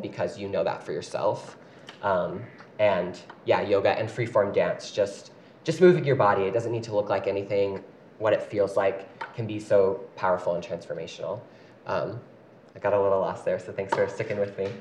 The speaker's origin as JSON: {"language": "English", "town": "Paducah", "region": "Kentucky", "country": "United States", "tie": "born or raised there", "moved": "as an adult", "lives_now": "Utah, United States", "said": "I grew up my whole life in a small town called Paducah, Kentucky"}